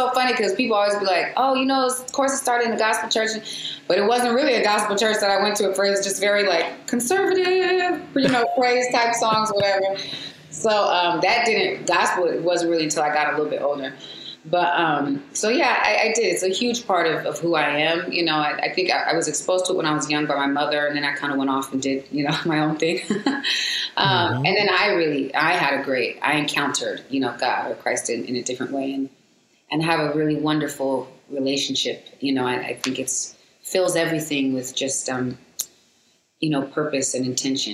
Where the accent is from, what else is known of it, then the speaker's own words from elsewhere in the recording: San Diego, California, United States; also born or lived in Seattle, Washington / Seal Beach, California; I was raised in San Diego, Southeast San Diego, cause my father was in the military